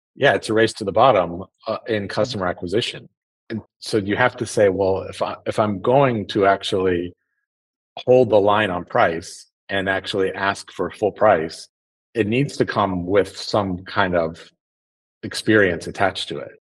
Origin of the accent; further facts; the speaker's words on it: South Lake Tahoe, California, United States; I grew up in in Northern California in Tahoe